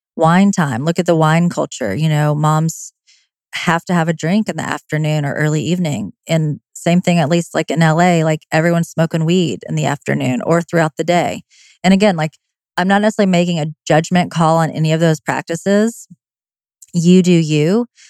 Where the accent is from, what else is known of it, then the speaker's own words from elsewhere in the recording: the South, United States; I'm from the South